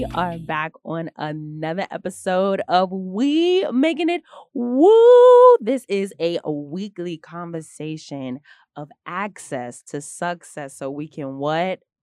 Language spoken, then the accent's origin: English; Houston, Texas, United States; moved away as an adult; now in New York City, United States; I am originally from Houston, Texas